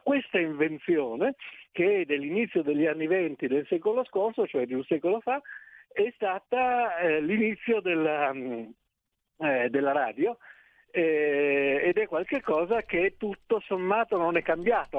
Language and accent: Italian; Trieste, Friuli-Venezia Giulia, Italy; io sono di Trieste